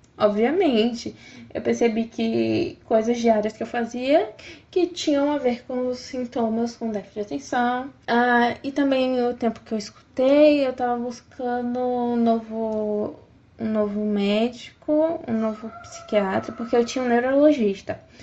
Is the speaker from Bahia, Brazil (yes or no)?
yes; Feira de Santana, Bahia, Brazil; sou da cidade de Feira de Santana, Bahia.